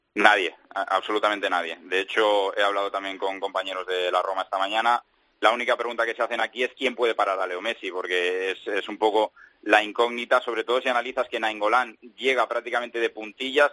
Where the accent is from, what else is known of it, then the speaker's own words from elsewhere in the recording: Spain; now in Italy; soy un español que habla italiano